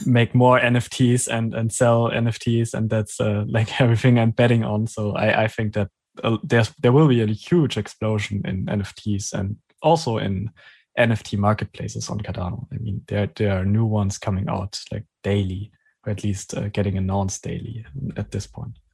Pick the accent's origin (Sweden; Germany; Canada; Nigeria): Germany; English is a second language; I'm from Germany